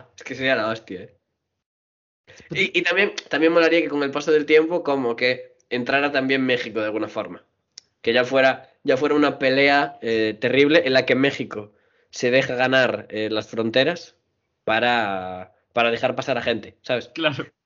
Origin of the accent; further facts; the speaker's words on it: Spain; como españoles